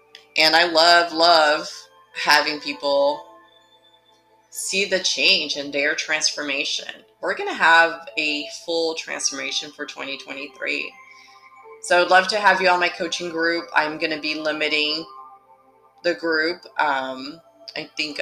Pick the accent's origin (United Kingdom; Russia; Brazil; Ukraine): Brazil; moved away; I'm from Brazil